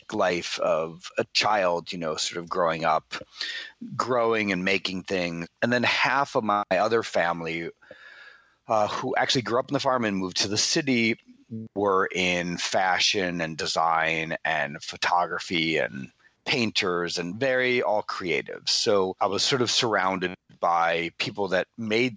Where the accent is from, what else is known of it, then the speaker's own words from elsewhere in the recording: Bayport, New York, United States; moved away as an adult; also born or lived in Manhattan / New Orleans; now in Los Angeles, United States; really grew up in this little seafaring town on Long Island on the South Shore called Bayport.